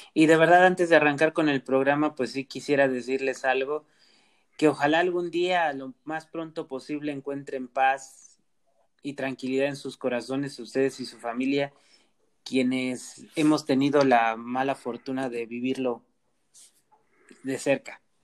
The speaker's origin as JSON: {"language": "Spanish", "country": "Mexico", "said": "como sociedad mexicana"}